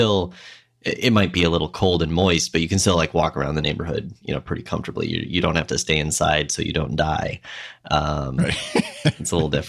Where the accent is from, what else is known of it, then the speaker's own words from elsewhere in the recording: Minnesota, United States; yeah, definitely something I remember from growing up in Minnesota, you know, when winter really was the time to be, stuck inside with whatever projects you might have or reading.